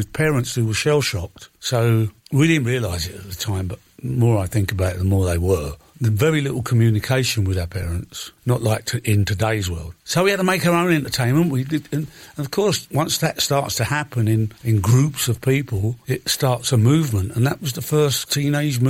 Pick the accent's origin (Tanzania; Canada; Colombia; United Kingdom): United Kingdom; London; also born or lived in Chiswick / Acton; about 4 miles from where I grew up in Shepherd's Bush